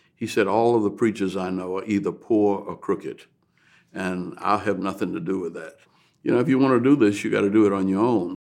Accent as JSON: {"language": "English", "town": "New Orleans", "region": "Louisiana", "country": "United States", "tie": "born or raised there", "said": "I grew up in New Orleans"}